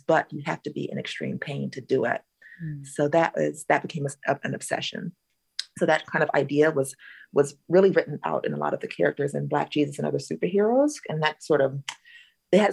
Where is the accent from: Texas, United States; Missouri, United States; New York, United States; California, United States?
California, United States; Southern; my SoCal childhood